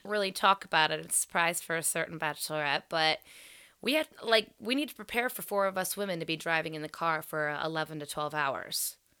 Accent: Crescent, Ohio, United States; We had both come from small towns. I'm from Crescent, Ohio.

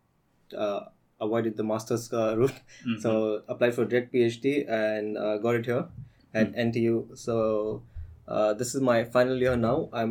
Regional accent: Bangalore, Karnataka, India; moved away as an adult; now in Singapore; I did my schooling and education entirely in my hometown of Bangalore, India.

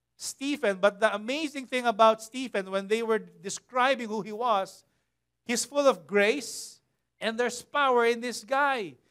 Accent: Philippines; as a Filipino nation, as a Filipino people

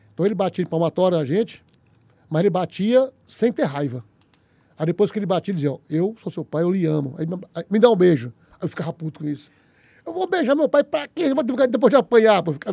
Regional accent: Teresina, Piauí, Brazil; Eu nasci em Teresina aqui

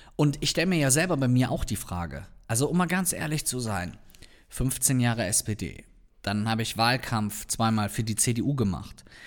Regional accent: North Rhine-Westphalia, Germany; komme ich ja hier aus der Ecke

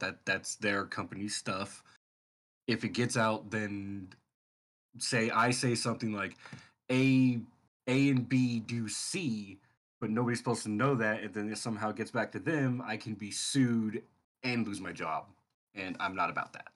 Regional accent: Sacramento, California, United States; moved away as an adult; I moved out of Sacramento, where I had, that's my hometown, grew up, lived there, Sacramento, California

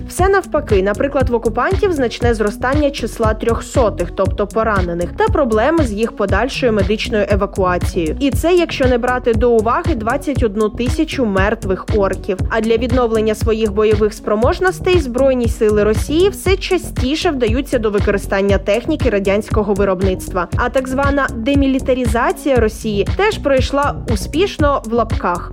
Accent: Ukraine; Ми з України

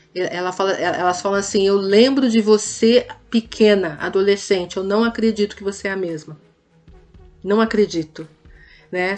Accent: Campinas, São Paulo, Brazil; Sim, sou campineira. Sou campineira

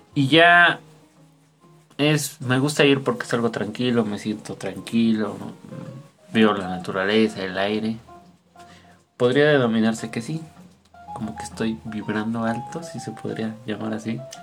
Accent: State of Mexico, Mexico; Somos del Estado de México

